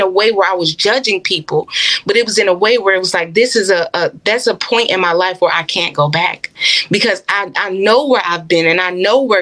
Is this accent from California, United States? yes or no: no; Chicago, Illinois, United States; also born or lived in Florida; I moved from Florida back to my hometown, Chicago.